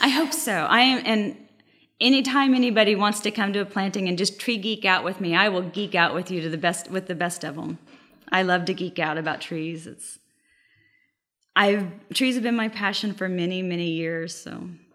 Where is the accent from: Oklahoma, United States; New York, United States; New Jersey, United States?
Oklahoma, United States; now in Texas, United States; I'm from Oklahoma